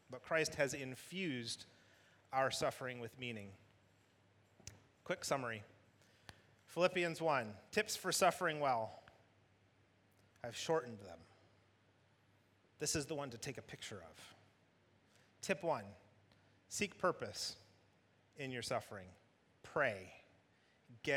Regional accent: Michigan, United States; United States, Michigan.

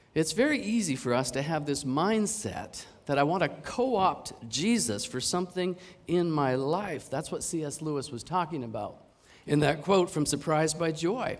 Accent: Canada; now in Hong Kong; I'm from Canada

